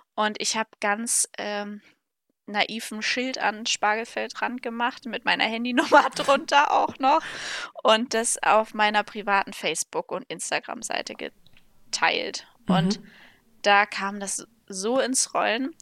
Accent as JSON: {"language": "German", "town": "Lübeck", "region": "Schleswig-Holstein", "country": "Germany", "tie": "born or raised there", "said": "ich bin ähm, zusammen mit meinem Bruder auf dem landwirtschaftlichen Betrieb meiner Eltern aufgewachsen"}